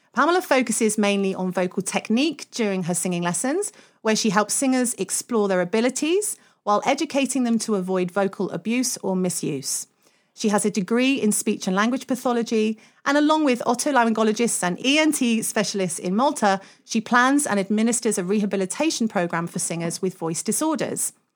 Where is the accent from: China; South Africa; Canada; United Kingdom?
United Kingdom; we're British